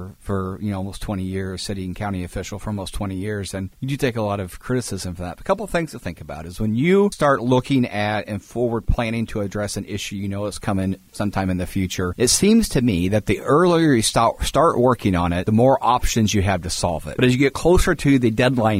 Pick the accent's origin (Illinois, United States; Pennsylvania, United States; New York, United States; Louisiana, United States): Illinois, United States; Springfield; moved away; also born or lived in Decatur; I'm so excited to be back in my hometown